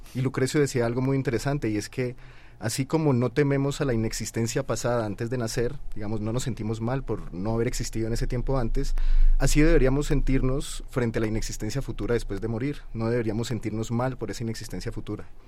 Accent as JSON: {"language": "Spanish", "country": "Colombia", "said": "yo soy colombiano"}